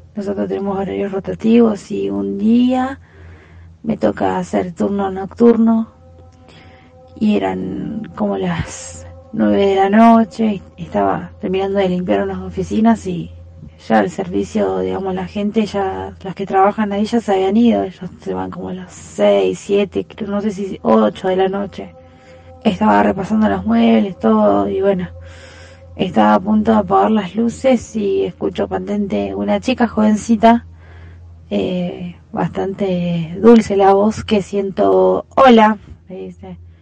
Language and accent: Spanish; Rosario, Santa Fe, Argentina; yo soy de Rosario